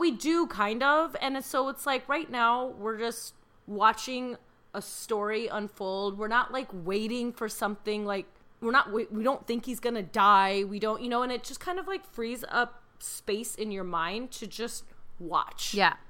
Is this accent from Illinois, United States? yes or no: yes; Chicago, Illinois, United States; I'm from Chicago